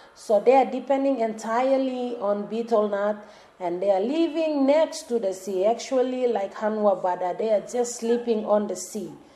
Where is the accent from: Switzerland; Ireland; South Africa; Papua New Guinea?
Papua New Guinea; moved away as an adult; now in Namatanai, Papua New Guinea; I am from Isipik, but I am here in Namatanai for almost six years, going seven.